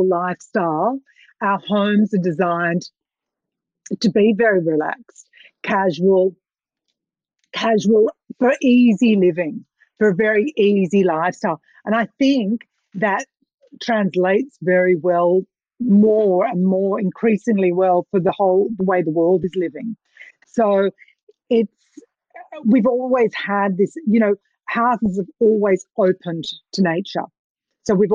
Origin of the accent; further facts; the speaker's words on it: Australia; being Australian